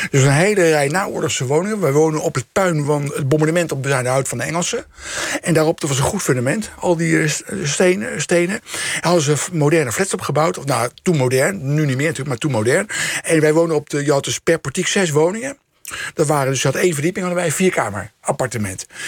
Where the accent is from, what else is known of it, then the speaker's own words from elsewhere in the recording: The Hague, South Holland, Netherlands; Scheveningen, Den Haag, waar ik vandaan kom.